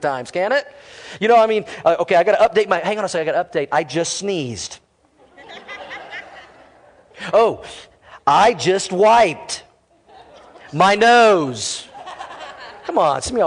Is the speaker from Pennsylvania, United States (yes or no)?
no; Fort Worth, Texas, United States; moved away; I was born in Fort Worth, Texas